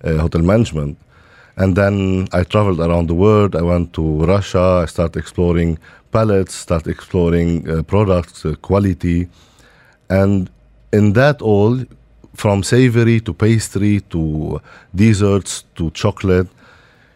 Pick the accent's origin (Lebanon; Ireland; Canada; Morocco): Lebanon; now in Dubai, United Arab Emirates; I born and raised in Lebanon